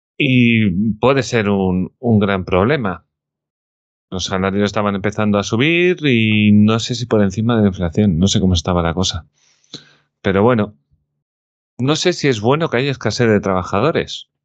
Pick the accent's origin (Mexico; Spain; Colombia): Spain; como español